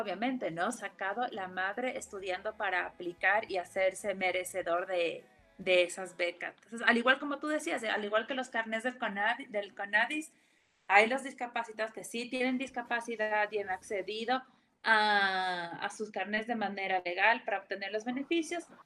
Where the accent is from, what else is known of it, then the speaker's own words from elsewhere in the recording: Ecuador; como ecuatorianos